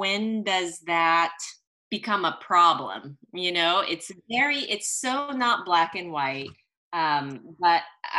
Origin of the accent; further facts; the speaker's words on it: Santa Monica, California, United States; born there; But anyway, I was born in Santa Monica because my parents, during the Red Scare and in the 60s, they were Chinese immigrants.